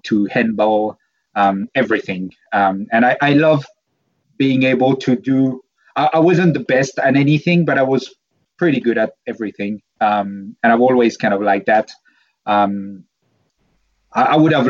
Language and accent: English; French Alps, France; moved away as an adult; also born or lived in Portugal; now in Auckland, New Zealand; I was born in the French Alps